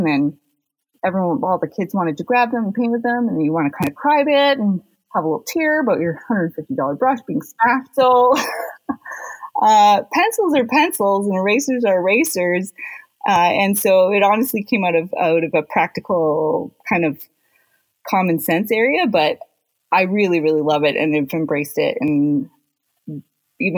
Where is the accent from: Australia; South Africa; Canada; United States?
Canada; North Bay, Ontario; moved away; North Bay was a community I grew up in as a kid